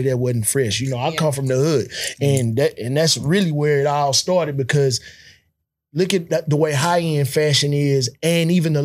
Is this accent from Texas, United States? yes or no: yes; Houston, Texas, United States; I grew up and I'm originally from South Park, but I went to school on the north side